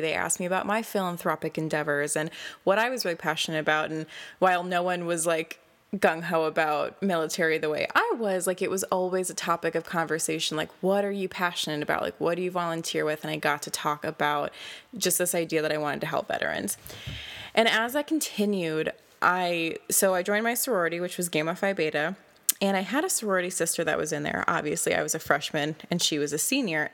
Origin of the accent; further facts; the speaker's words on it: Door County, Wisconsin, United States; my hometown title, which was Miss Door County twenty twelve